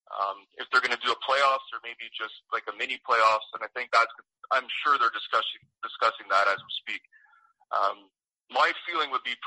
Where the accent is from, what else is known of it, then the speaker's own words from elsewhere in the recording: Montreal, Quebec, Canada; I'm from Montreal, so we're kind of bred to hate the Leafs and the Bruins